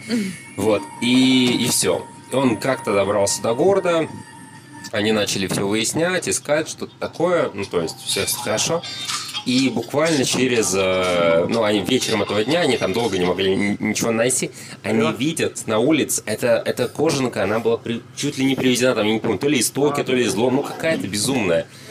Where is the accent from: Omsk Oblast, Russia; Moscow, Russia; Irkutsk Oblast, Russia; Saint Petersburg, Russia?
Saint Petersburg, Russia; Я как э, коренной житель Петербурга